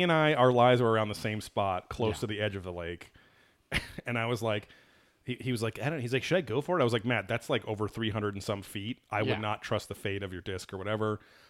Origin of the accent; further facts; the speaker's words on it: England, United Kingdom; Well, I'm from England, right?